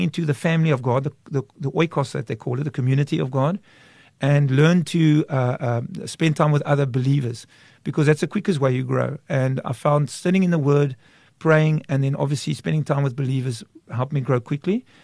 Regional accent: Kraaifontein, Western Cape, South Africa; I grew up in Kraaifontein till the age of 16.

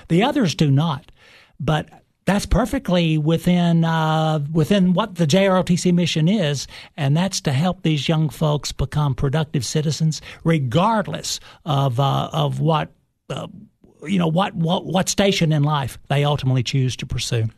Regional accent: Cookeville, Tennessee, United States; I am originally from Cookville, Tennessee. Uh, I went to, uh, elementary school, uh, high school

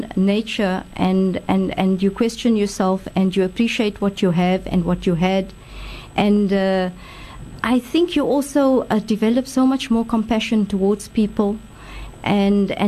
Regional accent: Cape Town, Western Cape, South Africa; I'm very Cape Townian. I was born in Cape Town and grew up here in Salt River

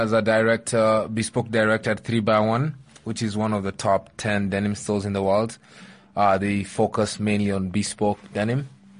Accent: Kakamega, Kakamega County, Kenya; also born or lived in Eldoret; No, I'm not. I'm from, I was born in Eldoret, but I'm from Kakamega.

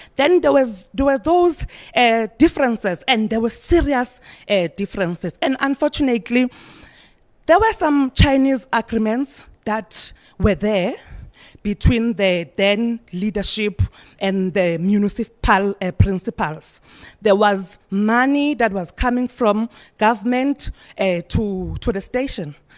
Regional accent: Eastern Cape, South Africa; We are coming from Norway, which is in the East, Eastern Cape.

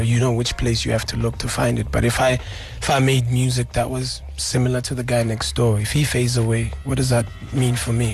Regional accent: South Africa; being a South African man

